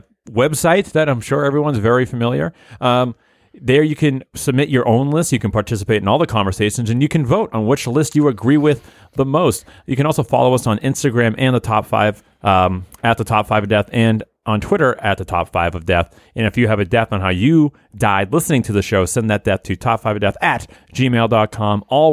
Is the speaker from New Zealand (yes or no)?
no; United States; Sorry, man. I'm too American.